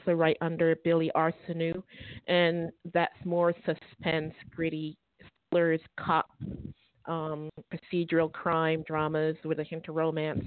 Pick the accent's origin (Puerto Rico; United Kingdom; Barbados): Barbados; moved away; I'm from Barbados. That's, you know, small island in the Caribbean.